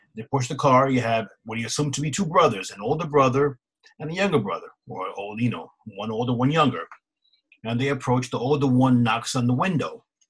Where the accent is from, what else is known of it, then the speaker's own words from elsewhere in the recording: East Coast, United States; We're from the East Coast